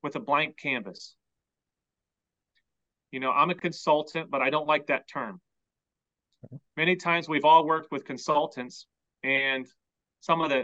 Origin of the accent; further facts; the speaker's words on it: Hobe Sound, Florida, United States; also born or lived in Guatemala / Washington, D.C.; I was born in Guatemala, but grew up in Hope Sound